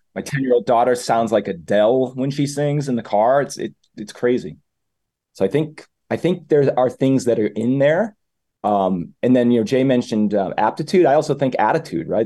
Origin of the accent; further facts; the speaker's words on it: Methuen, Massachusetts, United States; also born or lived in France / Argentina / Uruguay; I'm born and raised in Methuen